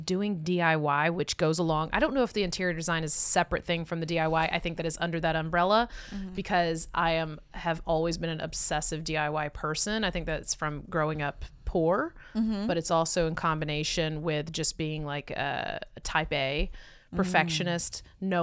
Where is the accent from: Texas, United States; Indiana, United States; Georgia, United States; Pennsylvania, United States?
Georgia, United States; North; we moved to South Georgia from North Georgia